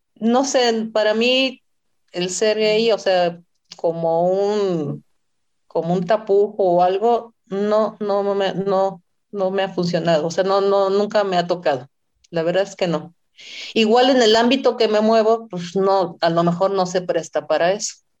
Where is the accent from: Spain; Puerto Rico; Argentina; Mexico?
Mexico; Sinaloa; moved away as an adult; now in Mexico City, Mexico; iba a la ciudad, de, Sinaloa, iba a mi tierra natal